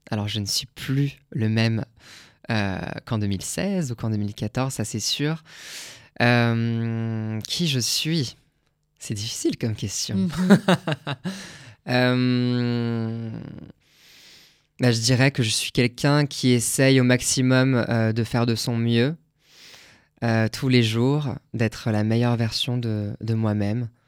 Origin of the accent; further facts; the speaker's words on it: Grand Est, France; on a un jardin chez moi en Alsace